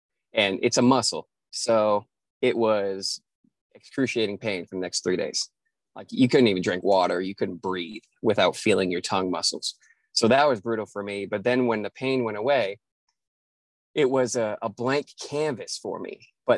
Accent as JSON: {"language": "English", "region": "the North", "country": "United States", "lives_now": "Nashville, United States", "said": "So that's always an interesting story to explain to people when I'm from the North, but, you know, have been in Nashville for 7 years."}